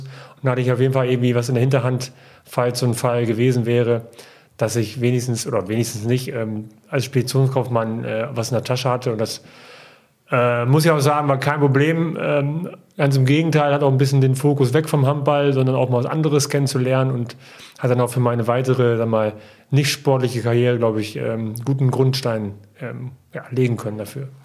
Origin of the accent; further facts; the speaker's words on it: Osnabrück, Lower Saxony, Germany; ich bin in Osnabrück geboren und äh, bin da auch aufgewachsen.